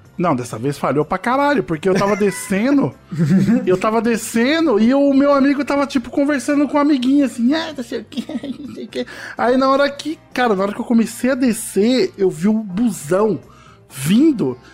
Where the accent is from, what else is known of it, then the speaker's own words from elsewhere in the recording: Osasco, São Paulo, Brazil; do querido bairro Novo Osasco, que foi onde eu cresci